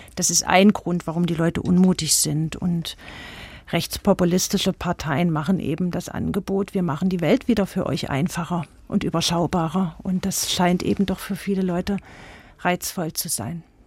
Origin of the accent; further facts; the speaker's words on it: East Germany, Germany; now in Eisenach, Germany; ich habe mich als Ostdeutscher fremd im Osten gefühlt